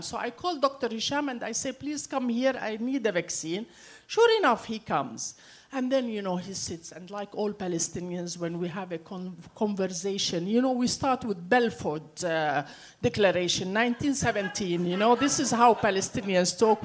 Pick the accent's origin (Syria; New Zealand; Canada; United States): Syria; I grew up in Syria.